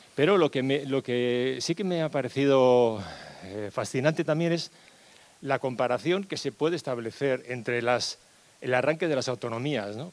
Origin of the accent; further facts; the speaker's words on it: Barcelona, Catalonia, Spain; yo nací en Barcelona en el 55